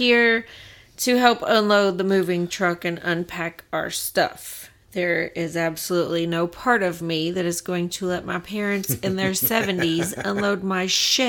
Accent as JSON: {"language": "English", "region": "Georgia", "country": "United States", "moved": "yes", "lives_now": "Tampa, United States", "said": "We're just from Georgia."}